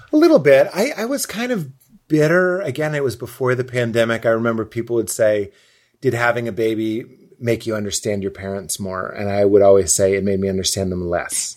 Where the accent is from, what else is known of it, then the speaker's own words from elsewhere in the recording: Lexington, Massachusetts, United States; my mom's Lithuanian and my dad's Irish and I'm from Boston, but really I'm from Lexington, but I say Boston because when I say Lexington, people think I mean Kentucky